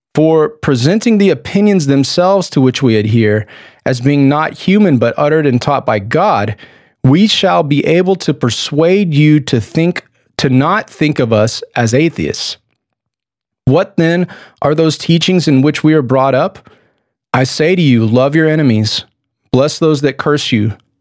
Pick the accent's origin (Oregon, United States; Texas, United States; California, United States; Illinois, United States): Texas, United States; I'm a Texan